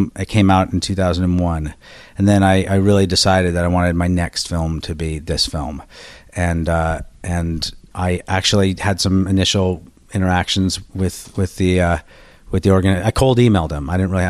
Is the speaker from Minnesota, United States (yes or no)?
no; Berkeley, California, United States; born or raised there; also born or lived in Washington, D.C.